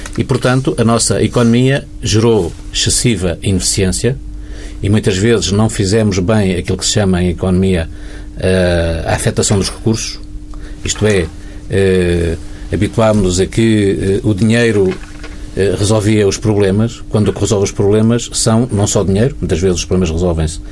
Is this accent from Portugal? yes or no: yes; Portugal; como portugueses